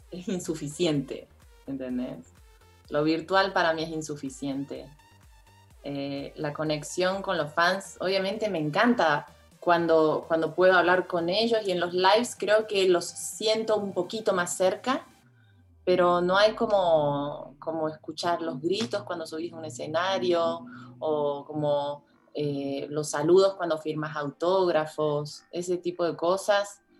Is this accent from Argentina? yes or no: yes; Córdoba, Argentina; moved away as an adult; also born or lived in Buenos Aires; now in Mexico; cuando me mudé de Córdoba Argentina, a Buenos Aires, mi actitud era más pasiva.